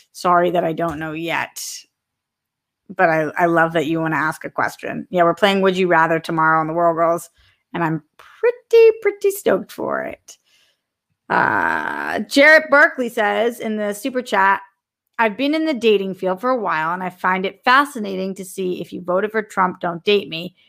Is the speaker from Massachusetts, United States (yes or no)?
yes; Massachusetts, United States; massholes forever